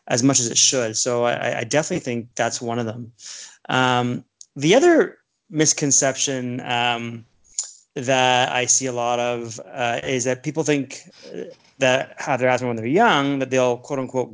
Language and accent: English; Toronto, Ontario, Canada; also born or lived in Ottawa / Saskatoon, Saskatchewan; now in Niagara Falls, Canada; Growing up in Scarborough, I was in the suburb of the largest city in Canada.